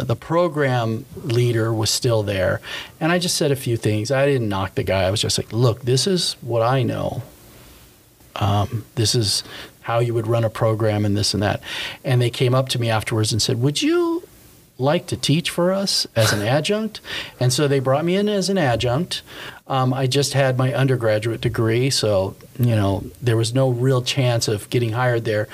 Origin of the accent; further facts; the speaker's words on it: Anaheim, California, United States; also born or lived in Placentia; I grew up in Anaheim, went to Magnolia High School, and you know, went to Cal State Fullerton